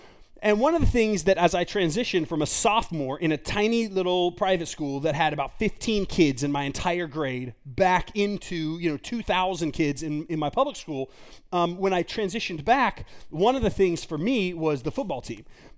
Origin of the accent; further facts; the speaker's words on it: Garland, Texas, United States; I grew up in Garland, Texas.